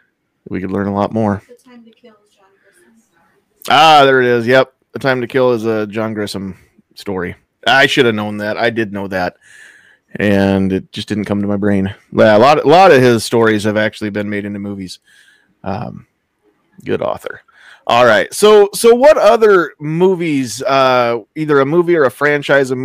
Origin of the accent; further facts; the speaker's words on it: Mobb County, Nebraska, United States; the county that I grew up